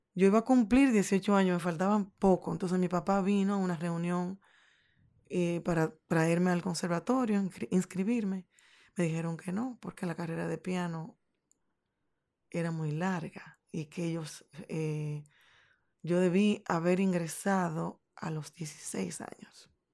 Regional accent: Santiago Rodríguez, Dominican Republic; moved away as an adult; Yo soy de un pueblo que se llama Santiago Rodríguez.

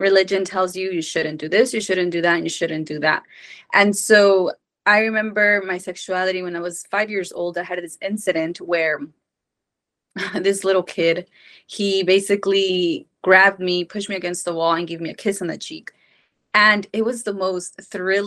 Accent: Mexico; I was born and raised in Mexico.

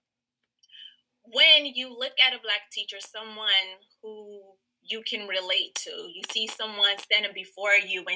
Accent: Chicago, Illinois, United States; I am from the South Side of Chicago. Born and raised in Chicago

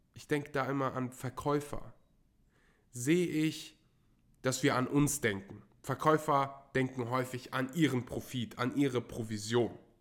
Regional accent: Germany; als Deutscher

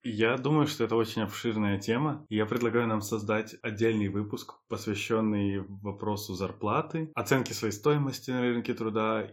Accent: Ukraine; moved away as an adult; also born or lived in Budapest, Hungary; now in Hungary; в Украину домой

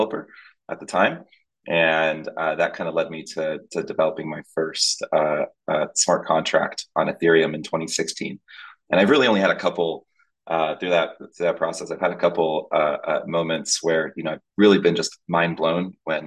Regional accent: Tampa, Florida, United States; also born or lived in Dominican Republic; I was born in the Dominican Republic in the Caribbean, but from 2 years old, moved to Tampa, Florida

